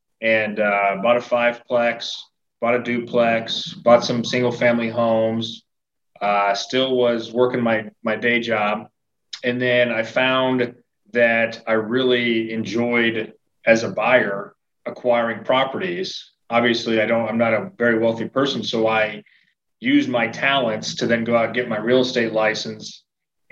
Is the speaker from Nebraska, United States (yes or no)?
yes; Nebraska, United States; now in Missouri, United States; I grew up in the Midwest, in Nebraska. Moved to Missouri